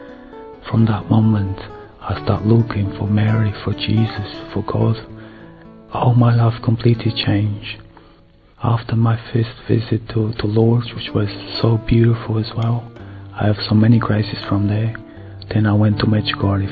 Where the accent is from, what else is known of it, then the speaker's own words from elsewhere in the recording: Madeira, Portugal; moved away as an adult; now in England; I was born in Madeira Island from Portugal. Since young, I was raised in a Catholic family, and I had to leave the country when I was 20 years old